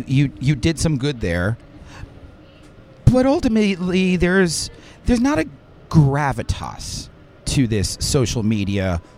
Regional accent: Westchester, New York, United States; now in Manhattan, New York, United States; I'm from Westchester, but I've now lived in Manhattan for 20 years.

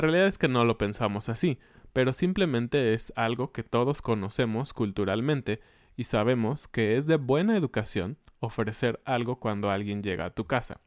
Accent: Mexico; somos mexicanos

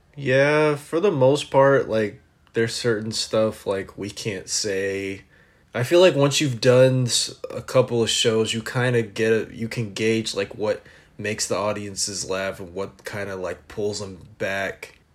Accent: Los Angeles, California, United States; from Los Angeles

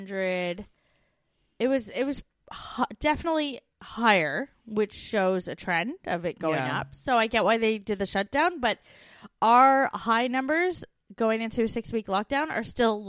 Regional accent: Canada; moved away as an adult; now in Australia; We're two Canadian expats now living in Australia and the UK.

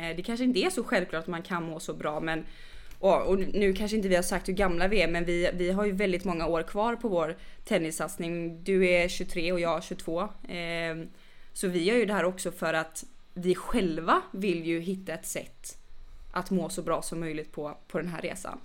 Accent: Gothenburg, Västra Götaland, Sweden; moved away; är jag inte från Stockholm, jag är från Göteborg

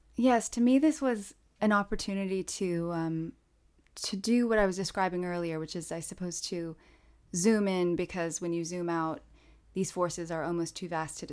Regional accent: South Bend, Indiana, United States; South Bend, Indiana, my hometown

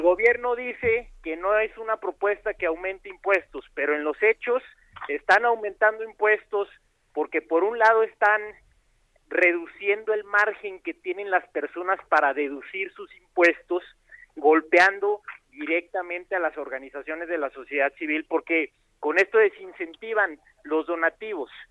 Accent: Ciudad Juárez, Chihuahua, Mexico; moved away; also born or lived in Mexico City; yo soy de Ciudad Juárez, Chihuahua, y emigré a la Ciudad de México a estudiar a la UNAM

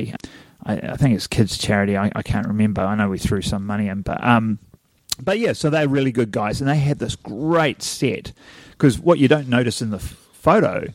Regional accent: New Zealand; accent: Kiwi; you listen to a Kiwi on film and you go, do we sound like that?

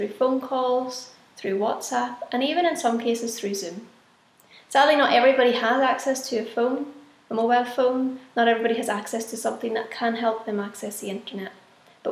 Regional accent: Northern Ireland, United Kingdom; moved away as an adult; now in Guatemala; I'm from Samefield in Northern Ireland

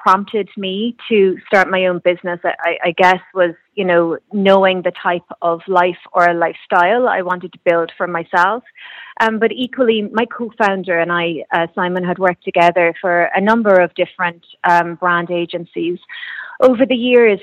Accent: Kerry, Munster, Ireland; moved away as an adult; also born or lived in Cork; now in Dublin, Ireland; I'm originally from Kerry and I'm living in Dublin now

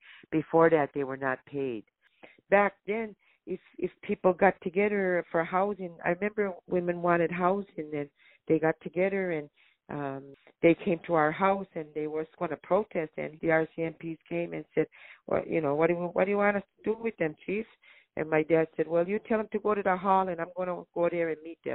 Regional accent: Elsipogtog First Nation, New Brunswick, Canada; I'm from Ilsebukduk Mi'kmaq First Nation, which is the largest First Nation in New Brunswick

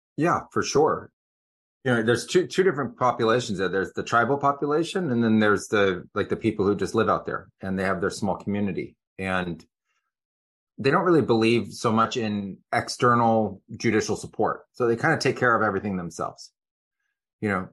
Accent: Silicon Valley, California, United States; moved away as an adult; also born or lived in Amazon; I grew up in Silicon Valley

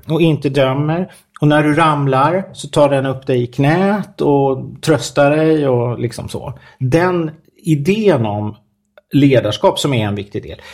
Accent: Stockholm, Stockholm County, Sweden; jag kommer från Stockholm

